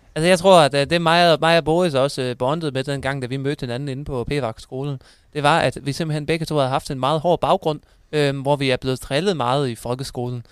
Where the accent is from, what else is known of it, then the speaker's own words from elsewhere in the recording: Thyregod, Southern Denmark, Denmark; also born or lived in Aarhus; jeg kommer også øh, fra Thyregod